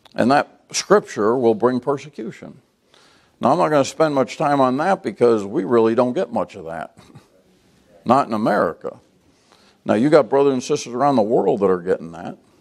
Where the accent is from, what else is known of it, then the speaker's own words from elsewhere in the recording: United States; American Christians